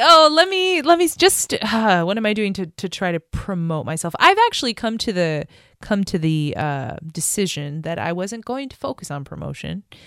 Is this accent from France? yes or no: yes; France; moved away; I grew up in France